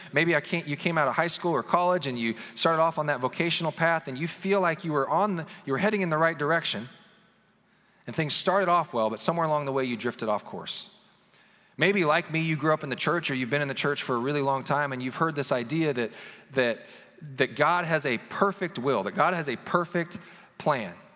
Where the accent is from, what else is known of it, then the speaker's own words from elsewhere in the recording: Kansas City, Missouri, United States; We grew up in the Kansas City area in northwest Missouri